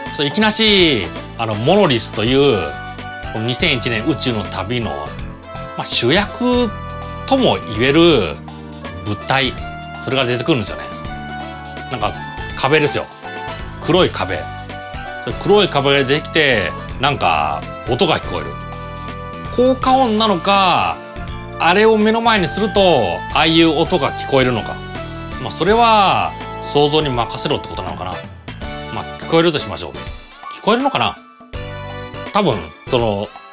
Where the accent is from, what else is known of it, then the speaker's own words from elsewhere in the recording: Toyohashi, Aichi, Japan; 地元豊橋のユナイテッドシユナイテッドシネマ